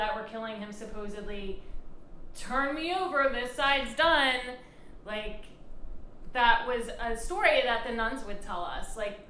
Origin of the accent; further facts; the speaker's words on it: Upper Darby, Pennsylvania, United States; I grew up in Upper Darby, PA. That's for Pennsylvania, PA. And, I went to Catholic school as well.